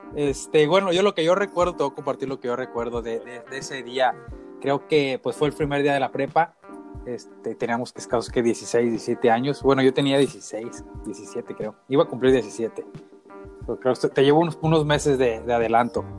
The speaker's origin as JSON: {"language": "Spanish", "town": "Uruapan", "region": "Michoacán", "country": "Mexico", "moved": "as an adult", "lives_now": "United States", "said": "soy mexicano, soy ahí de, de la ciudad, de, de, la bonita ciudad de Europa, en Michoacán, y, y estoy viviendo ahorita en los Estados Unidos"}